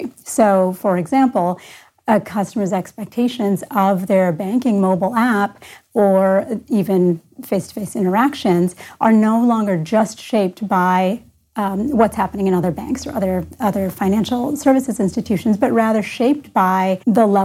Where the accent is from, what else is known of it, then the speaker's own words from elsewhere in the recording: Canada; moved away as an adult; also born or lived in California; now in Columbus, United States; I grew up in Canada